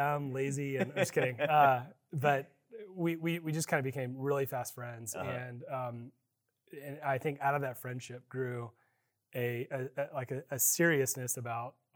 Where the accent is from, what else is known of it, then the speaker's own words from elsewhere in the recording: Austin, Texas, United States; also born or lived in College Station, Texas; I grew up in Austin, Texas